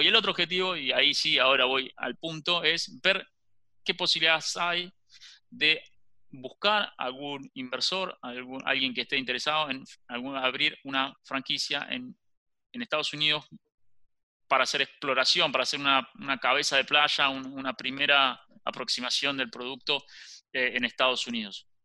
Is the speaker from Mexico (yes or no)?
no; Argentina; siendo argentino, soy el único socio que es argentino